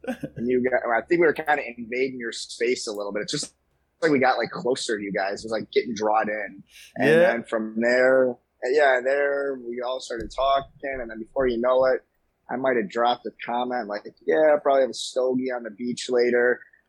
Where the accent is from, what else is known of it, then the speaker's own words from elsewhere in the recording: Chicago, Illinois, United States; I'm from Chicago, born and raised here. And, you know, grew up in an Italian family